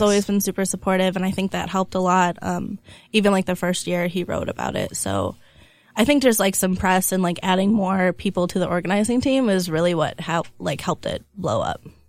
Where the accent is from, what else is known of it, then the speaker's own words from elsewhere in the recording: small town near Madison, Wisconsin, United States; also born or lived in Chicago; now in Milwaukee, United States; I'm from a small town